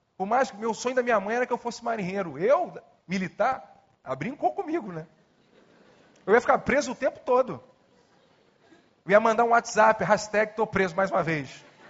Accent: Nova Iguaçu, Rio de Janeiro, Brazil; Nasci em Nova Iguaçu

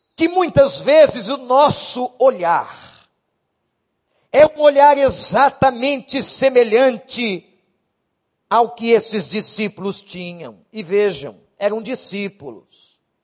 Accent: Brazil; como nós brasileiros

